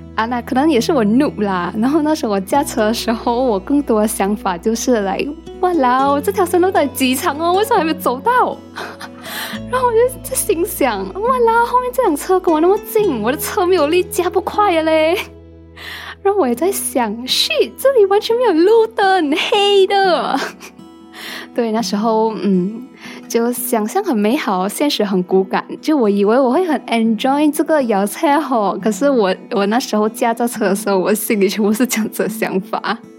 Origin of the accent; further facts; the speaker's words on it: Penang, Malaysia; 虽然我是土生土长的病程人